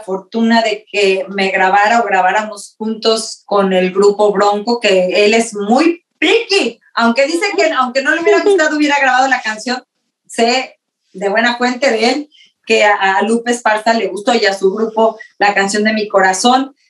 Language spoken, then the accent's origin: Spanish; Mexico; moved away; tú también eres mexicana como yo